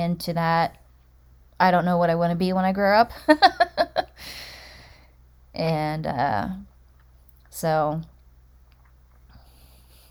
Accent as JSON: {"language": "English", "region": "Delaware", "country": "United States", "tie": "born or raised there", "said": "Born and raised in Delaware as well."}